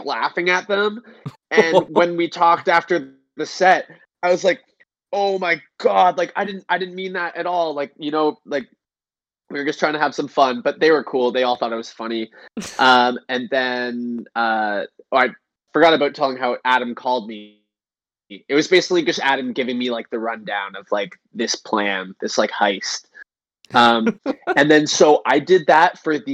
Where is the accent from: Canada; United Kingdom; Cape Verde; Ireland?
Canada; in Canada, our gas stations